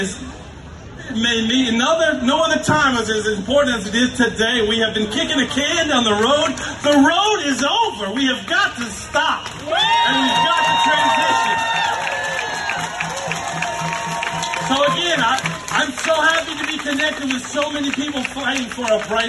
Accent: Lake Charles, Louisiana, United States; I'm from Southwest Louisiana. I'm from Lake Charles.

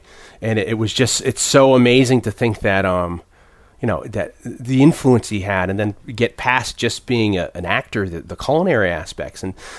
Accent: New Haven, Connecticut, United States; I grew up in New Haven.

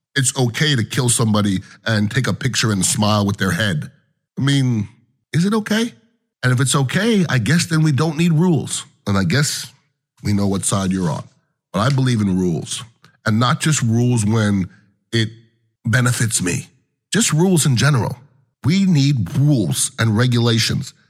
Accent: United States; as an American

